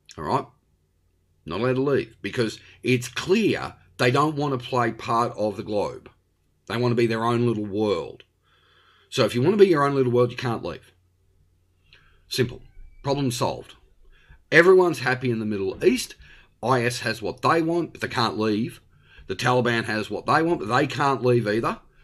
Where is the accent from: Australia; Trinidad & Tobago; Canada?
Australia; also born or lived in Victoria; I am an Australian. I live in Victoria